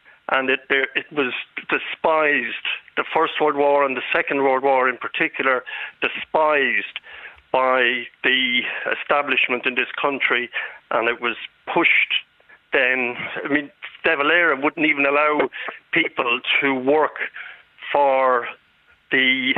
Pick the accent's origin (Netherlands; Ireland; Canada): Ireland; Well, my family are a family. We're Irish Catholics.